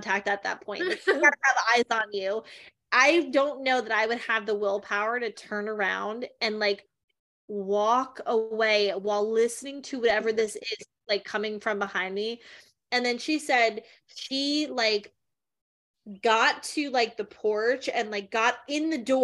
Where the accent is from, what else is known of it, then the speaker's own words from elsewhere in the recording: New Jersey, United States; I'm from Jersey